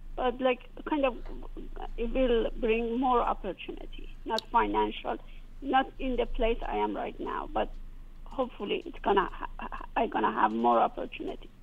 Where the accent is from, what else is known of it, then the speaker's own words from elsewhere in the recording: Iran; moved away as an adult; now in United States; I came from Iran